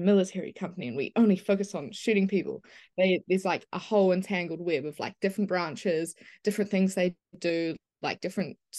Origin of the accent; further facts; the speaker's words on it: New Zealand; I grew up in New Zealand and were very isolated from everything basically